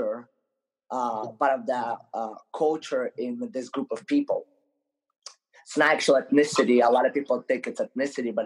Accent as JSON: {"language": "English", "country": "Ukraine", "tie": "born or raised there", "also_born_or_lived": "Moldova", "moved": "yes", "said": "I grew up most of my life in Ukraine. So I actually was born in a little country in Europe called Moldova, but I grew up in Ukraine"}